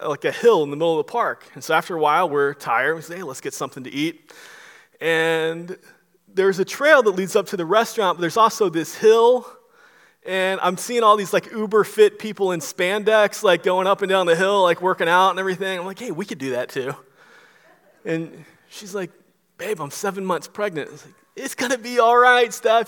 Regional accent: Florida, United States; now in Dallas, United States; I'm from Florida. Now we're living in Dallas

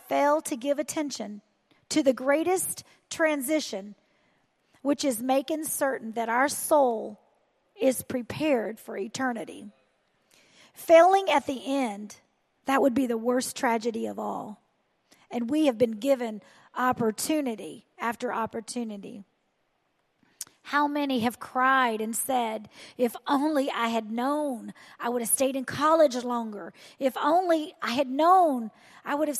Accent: the South, United States; I am from the South

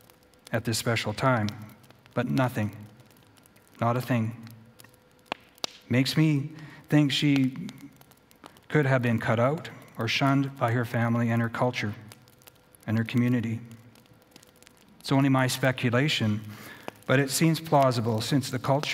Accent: Edmonton, Alberta, Canada; in my community where I was born in Edmonton

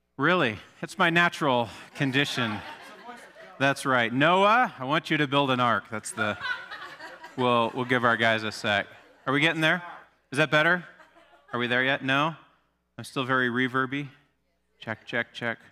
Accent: Alaska, United States; moved away; I grew up in Alaska.

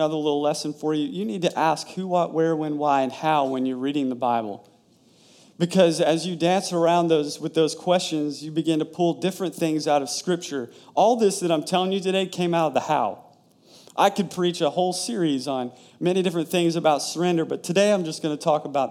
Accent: Tennessee, United States; now in Florida, United States; I'm from Tennessee

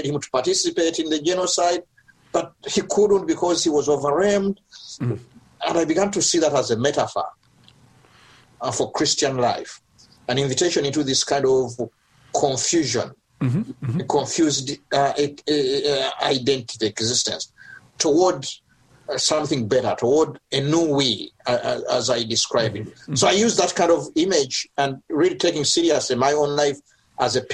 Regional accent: Uganda; growing up in Uganda as a child of immigrant parents that talked now and again about Rwanda.

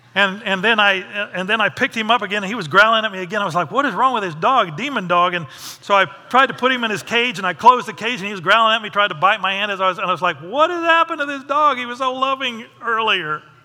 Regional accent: United States; I'm not the American with all the answers.

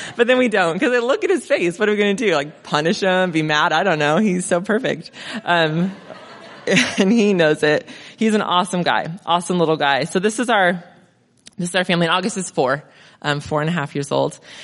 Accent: Crestline, California, United States; also born or lived in Mentone / Redlands; now in Monrovia, United States; So I grew up in Crest Line.

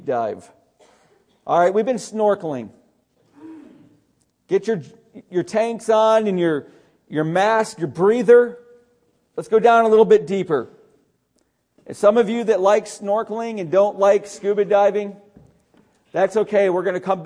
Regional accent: Syracuse, New York, United States; where I grew up outside of Syracuse

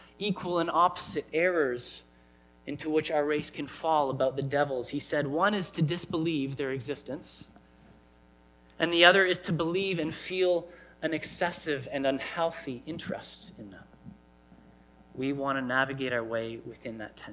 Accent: Canada; I grew up here in Canada

